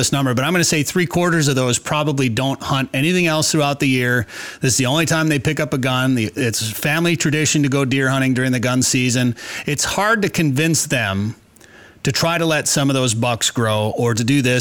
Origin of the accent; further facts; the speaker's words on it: Minnesota, United States; also born or lived in northern Wisconsin; now in North Dakota, United States; After growing up in Minnesota, and I grew up rifle hunting in northern Wisconsin